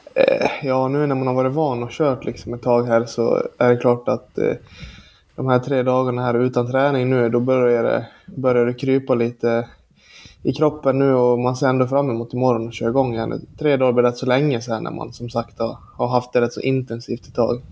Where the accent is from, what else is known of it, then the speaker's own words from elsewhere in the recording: Borlänge, Dalarna County, Sweden; moved away as an adult; now in Leksand, Sweden; jag är från Borlänge